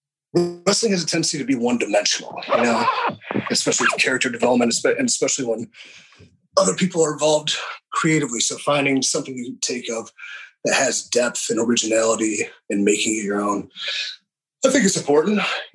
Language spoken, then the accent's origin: English; Willoughby, Ohio, United States; East of it, Willoughby.